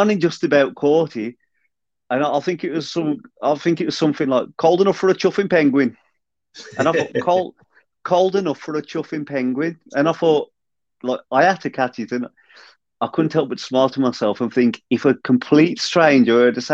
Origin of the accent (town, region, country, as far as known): Black Country, West Midlands, United Kingdom; accent: Black Country